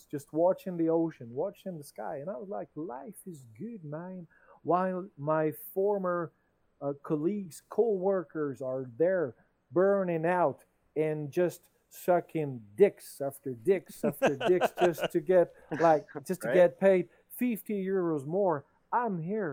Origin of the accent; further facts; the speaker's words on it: France; English is a second language; I'm the French guy here, and English is in my mother language